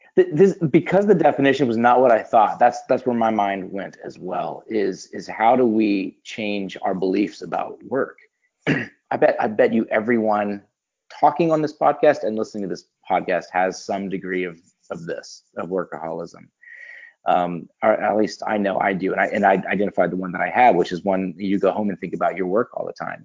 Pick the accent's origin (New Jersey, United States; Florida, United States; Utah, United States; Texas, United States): Florida, United States; Pensacola; I'm in Pensacola, Florida. So Pensacola okay. is my hometown.